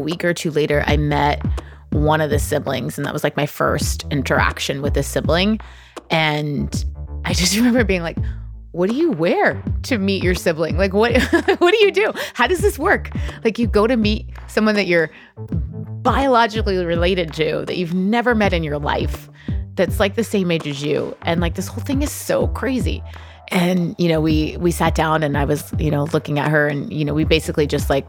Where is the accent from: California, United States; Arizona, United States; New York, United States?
California, United States; there's a group of you know, we're all from the Bay Area.